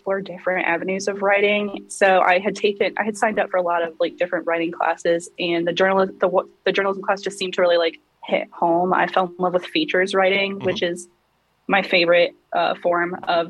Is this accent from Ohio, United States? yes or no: yes; North Canton, Ohio, United States; I grew up in North Canton, Ohio, which is known for the Pro Football Hall of Fame